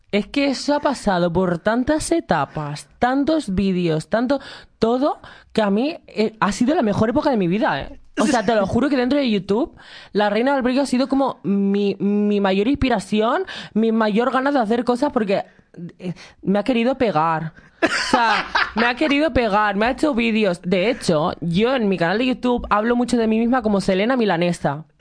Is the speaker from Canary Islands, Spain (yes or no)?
yes; Canary Islands, Spain; moved away as an adult; now in Madrid, Spain; soy de Canarias